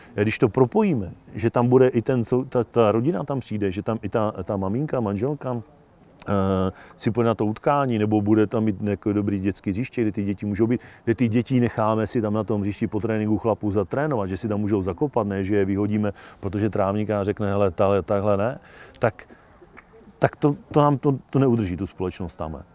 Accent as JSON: {"language": "Czech", "area": "Hněvotín, Nedvězí, Nemilany, Kožušany area", "region": "Olomouc Region", "country": "Czechia", "tie": "born or raised there", "said": "Hněvotí, Nedvězí, nemilaný, Kožušany, sousední dědiny"}